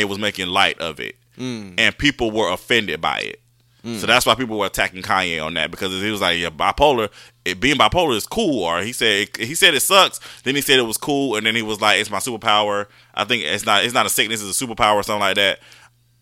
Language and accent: English; Georgia, United States; I'm from Georgia